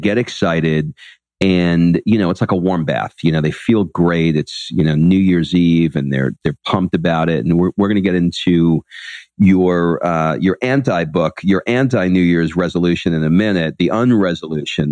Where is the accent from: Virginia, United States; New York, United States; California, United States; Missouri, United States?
New York, United States; New York City; I grew up in Queens